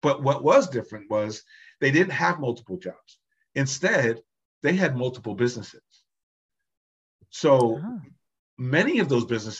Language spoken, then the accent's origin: English; New Jersey, United States; my parents are from Jamaica. I was born in New Jersey